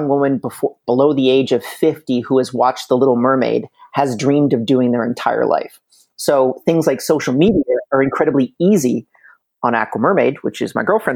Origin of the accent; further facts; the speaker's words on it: Canada; also born or lived in Montreal, Canada; from planet Earth, more specifically in Montreal, Canada